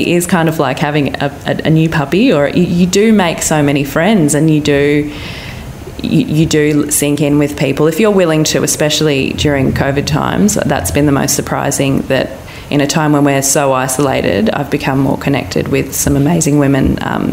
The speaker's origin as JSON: {"language": "English", "town": "Mollymook", "region": "New South Wales", "country": "Australia", "tie": "born or raised there", "moved": "yes", "lives_now": "Sydney, Australia", "said": "I grew up in Mollymook on the south coast"}